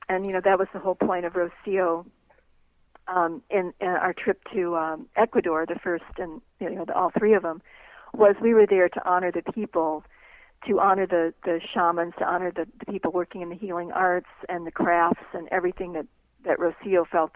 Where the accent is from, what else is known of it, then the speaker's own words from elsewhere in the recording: United States; as an American